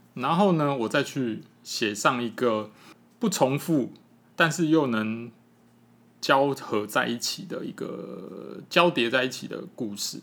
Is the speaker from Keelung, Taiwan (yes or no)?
no; Taipei, Taiwan; moved away as an adult; now in Yilan, Taiwan; 那我自己从小就在那个北投那个区域长大